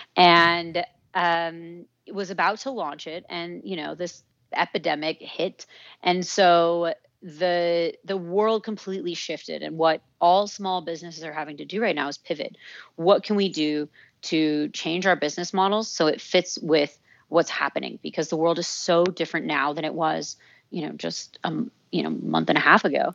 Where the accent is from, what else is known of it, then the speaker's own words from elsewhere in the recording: Santa Fe, New Mexico, United States; moved away as an adult; also born or lived in Santa Barbara; I grew up in Santa Fe, New Mexico